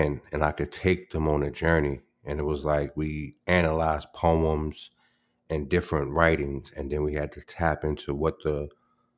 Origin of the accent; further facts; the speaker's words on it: New York City, New York, United States; also born or lived in Albany; growing up in the Bronx